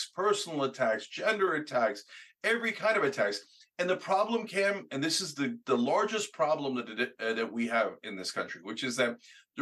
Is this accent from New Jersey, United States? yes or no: yes; New Jersey, United States; also born or lived in Pennsylvania; growing up in Jersey